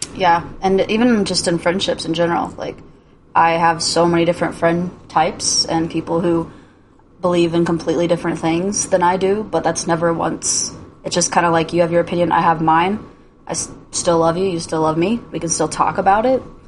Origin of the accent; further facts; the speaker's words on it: Indiana, United States; moved away; my whole life, I grew up in Indiana